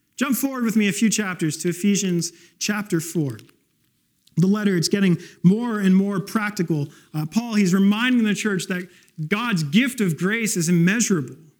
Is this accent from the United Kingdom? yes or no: no; West Coast, Canada; moved away; I grew up on the West Coast